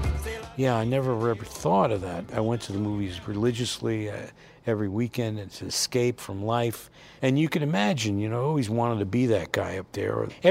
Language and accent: English; Asbury Park, New Jersey, United States; Okay, I'm from Jersey.